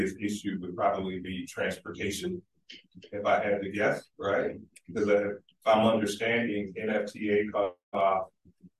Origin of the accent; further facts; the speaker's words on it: Niagara Falls, New York, United States; Born and raised in Niagara Falls